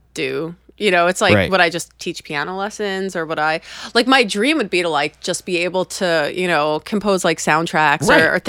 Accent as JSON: {"language": "English", "town": "Port Washington", "region": "New York", "country": "United States", "said": "I'm from Port Washington."}